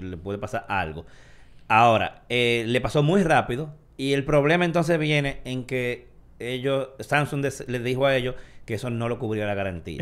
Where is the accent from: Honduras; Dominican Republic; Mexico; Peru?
Dominican Republic; como dominicano al fin